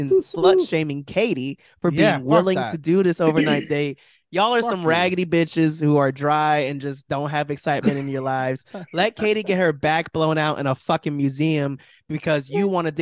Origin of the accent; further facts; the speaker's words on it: Florida, United States; growing up in Florida